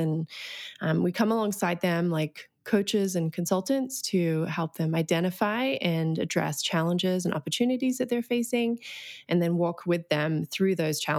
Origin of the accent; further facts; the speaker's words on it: Australia; moved away as an adult; now in United States; I came to the United States in 2007. I grew up in Australia. Don't really have an accent anymore, though apparently it comes out every now and again on a couple of words.